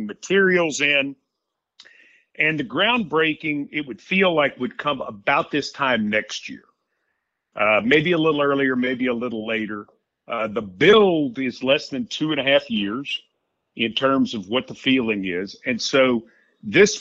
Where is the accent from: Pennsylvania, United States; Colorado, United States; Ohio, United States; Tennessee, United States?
Tennessee, United States; Middle; I grew up in Middle Tennessee